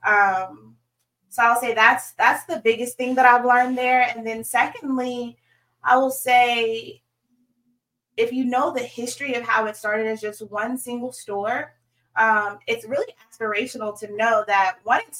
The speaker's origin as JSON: {"language": "English", "town": "Suffolk", "region": "Virginia", "country": "United States", "tie": "born or raised there", "also_born_or_lived": "Norfolk, Virginia / Sandpoint, Idaho / Dallas, Texas", "moved": "as an adult", "said": "I am from Hampton Roads, born and raised in Suffolk, Virginia"}